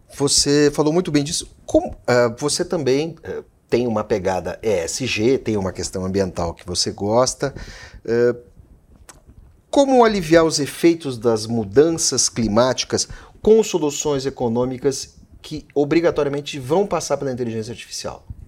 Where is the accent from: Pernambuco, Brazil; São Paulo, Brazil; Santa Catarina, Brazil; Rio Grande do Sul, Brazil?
Rio Grande do Sul, Brazil; eu sou do Rio Grande do Sul